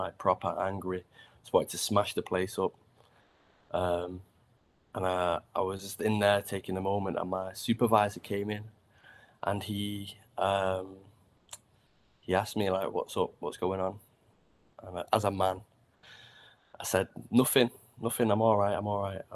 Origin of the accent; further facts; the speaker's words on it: Manchester, North West England, United Kingdom; I grew up in Old Trafford, so from the Hens